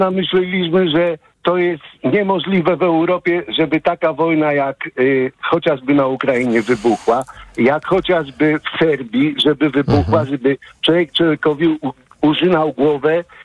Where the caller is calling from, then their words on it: Łódź, Łódź Voivodeship, Poland; E, ja z Łodzi dzwonię, chciałem powiedzieć.